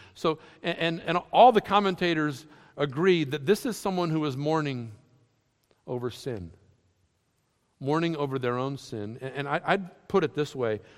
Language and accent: English; New England, United States; I grew up in New England.